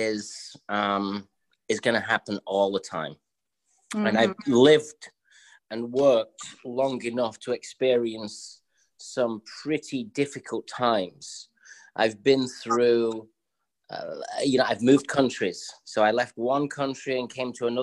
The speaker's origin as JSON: {"language": "English", "region": "England", "country": "United Kingdom", "tie": "born or raised there", "moved": "yes", "lives_now": "New York City, United States", "said": "I grew up in England"}